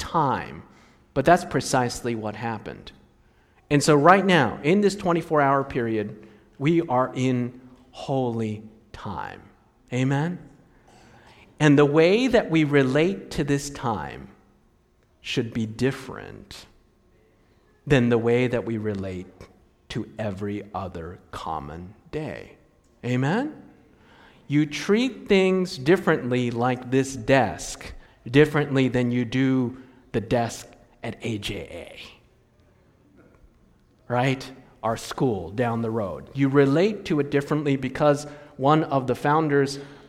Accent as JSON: {"language": "English", "town": "Takoma Park", "region": "Maryland", "country": "United States", "tie": "born or raised there", "also_born_or_lived": "Silver Spring, Maryland", "said": "I was born in Tacoma Park, Maryland, in Washington, D.C., which is the place where the GC, the General Conference, and the Review and Herald were at one time"}